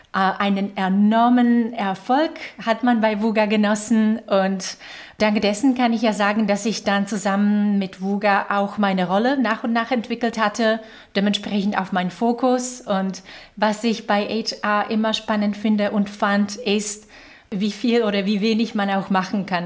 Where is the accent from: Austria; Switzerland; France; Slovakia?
Slovakia; German is a second language; moved away as an adult; also born or lived in Czech Republic / Ireland; now in Germany; Ich komme ursprünglich aus der Slowakei, das hört ihr wahrscheinlich ein bisschen an der Art und Weise, wie ich spreche